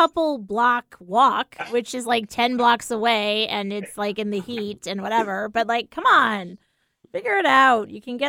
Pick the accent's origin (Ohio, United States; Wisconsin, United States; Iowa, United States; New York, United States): New York, United States; moved away; when we moved out here from the East Coast, you know, it's like, oh, you're a New Yorker and New Yorkers are so tough and whatever.